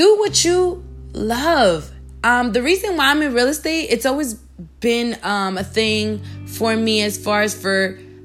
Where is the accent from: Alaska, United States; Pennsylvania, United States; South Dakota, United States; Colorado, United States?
Alaska, United States; now in Miami, United States; I grew up in Alaska